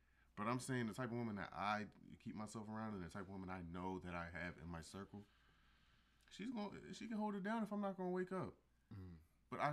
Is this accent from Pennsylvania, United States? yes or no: yes; Philadelphia, Pennsylvania, United States; moved away; I'm from Philly, bro.